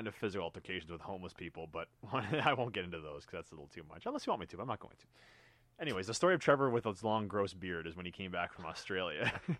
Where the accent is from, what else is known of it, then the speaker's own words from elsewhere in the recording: Canada; I'm from a different part of the world. I'm from Canada.